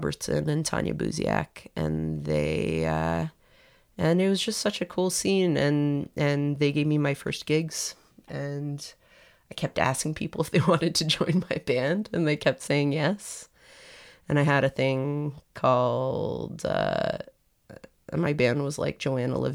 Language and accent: English; Toronto, Ontario, Canada; moved away as an adult; now in New York, United States; I am from Toronto